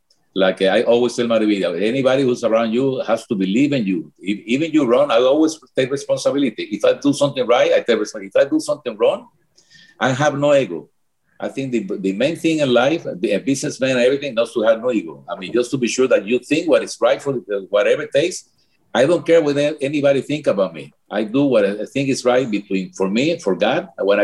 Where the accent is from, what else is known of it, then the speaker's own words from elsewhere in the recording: Cuba; English is a second language; moved away; And back on our feet, even when the accident happened, even when we came from Cuba.